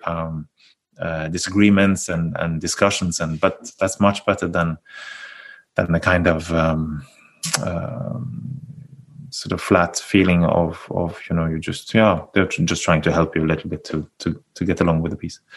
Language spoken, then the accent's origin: English; Bergen, Vestland, Norway; my hometown here in Bergen